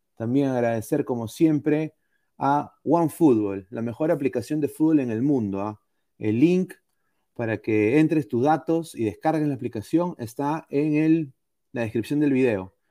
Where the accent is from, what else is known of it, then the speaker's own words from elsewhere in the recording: Peru; es donde yo nací, en mi patria.